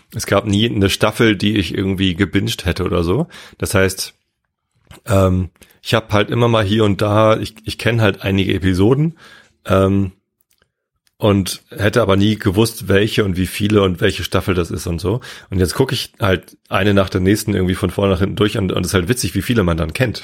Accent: Wistedt, Lower Saxony, Germany; Ich bin ja in Wisted aufgewachsen

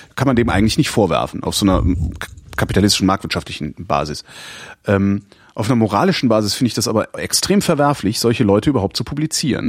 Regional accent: West Germany, Germany; now in Berlin, Germany; ich komme aus dem Westen

